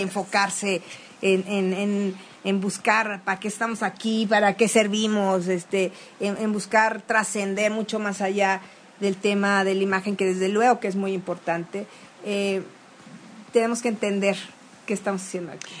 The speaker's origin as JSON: {"language": "Spanish", "region": "Veracruz", "country": "Mexico"}